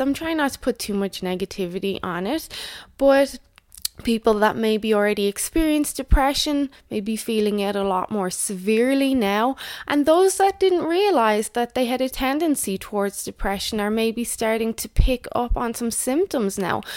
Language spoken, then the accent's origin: English; Ireland; moved away; also born or lived in Canada; in Ireland, my home country